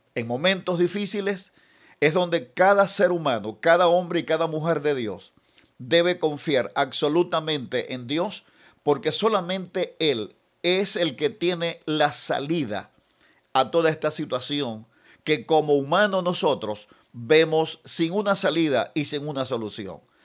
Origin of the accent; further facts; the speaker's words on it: Venezuela; estamos viviendo como, como venezolanos